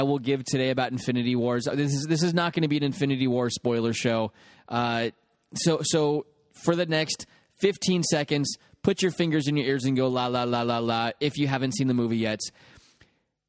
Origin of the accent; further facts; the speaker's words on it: United States; now in England, United Kingdom; I'm American